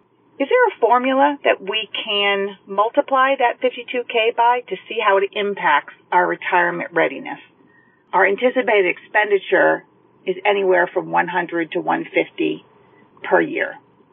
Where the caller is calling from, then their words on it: New Hampshire, United States; Hi, Paula, and perhaps Joe. … I'm calling from New Hampshire.